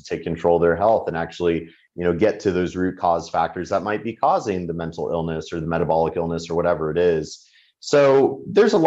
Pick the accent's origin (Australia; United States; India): United States; speak as an American